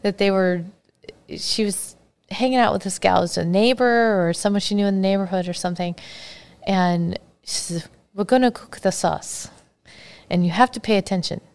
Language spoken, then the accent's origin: English; Battle Ground, Washington, United States; also born or lived in Arizona; I grew up in Battleground, Washington